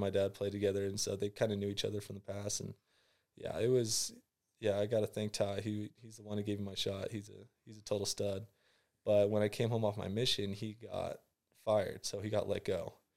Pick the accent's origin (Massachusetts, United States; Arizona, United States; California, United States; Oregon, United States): California, United States; San Clemente; I'm, uh, from San Clemente, California.